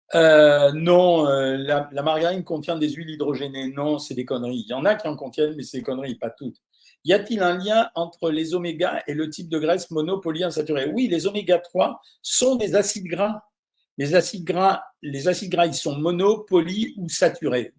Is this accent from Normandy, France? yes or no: yes; Normandy, France; je suis normand